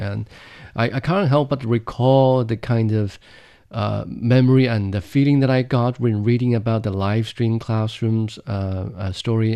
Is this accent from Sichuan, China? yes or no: no; Ganzhou, Jiangxi, China; in my hometown, Jiangxi Province, in the southern, uh, county or the southern city of Ganzhou